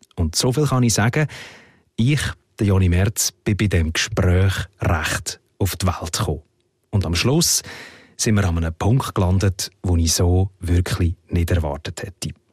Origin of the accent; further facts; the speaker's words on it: Switzerland; Bei uns in der Schweiz